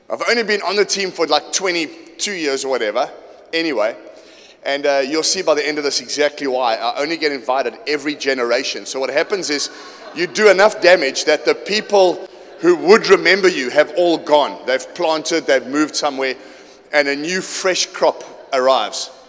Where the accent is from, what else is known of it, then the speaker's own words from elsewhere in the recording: Johannesburg, Gauteng, South Africa; also born or lived in Port Shepstone / Kimberley / Durban; I'm from Johannesburg. I don't get your culture at all. I was born in Port Shepstone. I lived there for five years. I went to Kimberley. I went to Joburg. I came back to Durban.